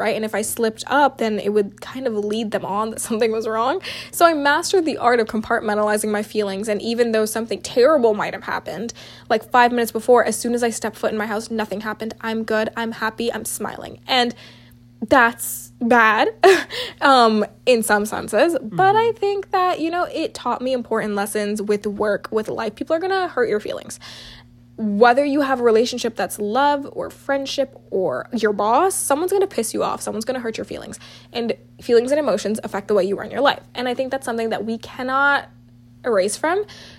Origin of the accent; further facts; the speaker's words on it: South India, India; our culture, being South Asian, being South Indian, talking about love and how our parents view our relationships